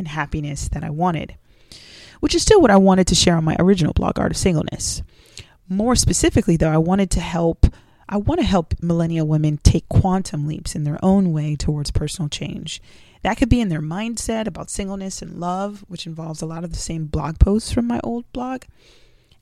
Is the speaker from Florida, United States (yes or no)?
yes; South Florida, United States; also born or lived in Jamaica; I was raised in South Florida